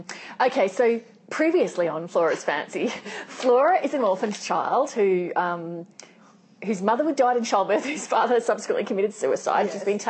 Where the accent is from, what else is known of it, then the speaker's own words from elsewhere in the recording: Sunshine Coast, Queensland, Australia; gay Asian boy growing up on the Sunshine Coast in Queensland in the sort of 80s and 90s, like, it would have been really hard